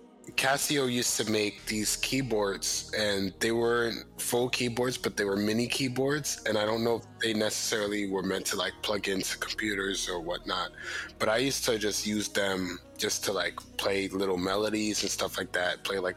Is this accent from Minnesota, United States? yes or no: no; Jersey City, New Jersey, United States; Jersey City. That's where I was born